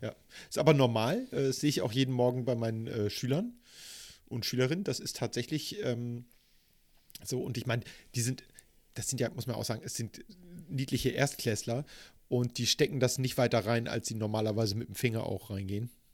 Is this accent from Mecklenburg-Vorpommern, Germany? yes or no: no; Hamburg, Germany; Was mich zu einem hm. geborenen und gebürtigen Hamburger macht